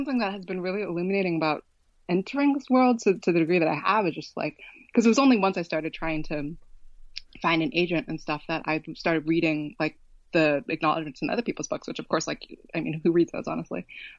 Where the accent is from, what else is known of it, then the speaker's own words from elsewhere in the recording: West Coast, United States; I grew up on the West Coast. Like, I didn't know anybody who read it growing up.